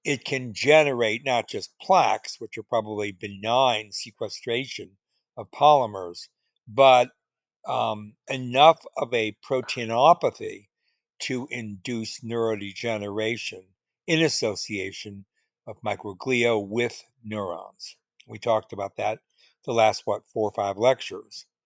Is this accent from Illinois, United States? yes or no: yes; Chicago, Illinois, United States; In Chicago, where I grew up